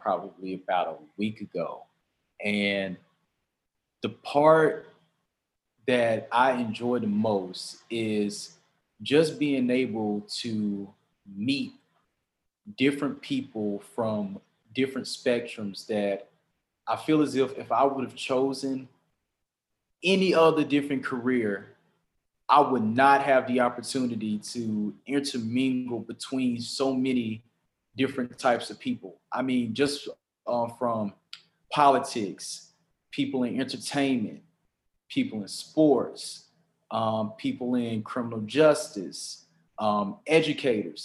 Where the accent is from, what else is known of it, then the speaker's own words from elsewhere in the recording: Jackson, Mississippi, United States; moved away as an adult; now in Monroe, United States; growing up in Jackson